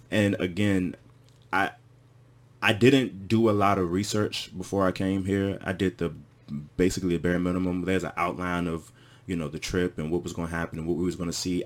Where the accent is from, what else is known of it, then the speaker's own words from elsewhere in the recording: Washington, D.C. area, Prince George's County, Maryland, United States; moved away as an adult; now in Ghana; I grew up in the Washington, D C area